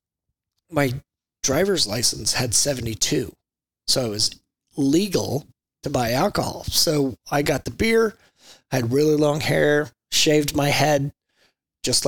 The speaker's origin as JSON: {"language": "English", "town": "Enid", "region": "Oklahoma", "country": "United States", "tie": "born or raised there", "said": "I grew up in Enid, Oklahoma, a little bitty small farm town up by the panhandle of Oklahoma."}